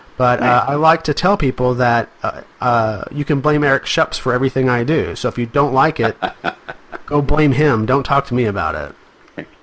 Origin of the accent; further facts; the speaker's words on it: Arkansas, United States; I'm from Arkansas